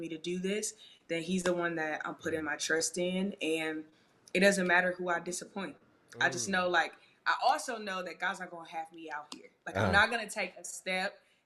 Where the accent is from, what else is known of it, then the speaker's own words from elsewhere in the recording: Chicago, Illinois, United States; now in Los Angeles, United States; I am originally from Chicago, Illinois. Yeah. I currently reside in Los Angeles, California.